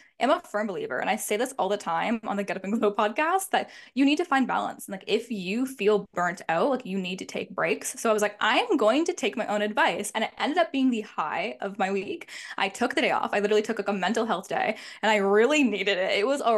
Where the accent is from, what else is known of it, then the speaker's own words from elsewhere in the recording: Toronto, Ontario, Canada; I am 24 years old. I'll be 25 at the end of January. I am from Toronto, Canada